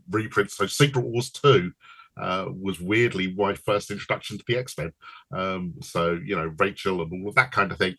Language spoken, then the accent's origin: English; London, United Kingdom; I'm from London, as you can guess with the accent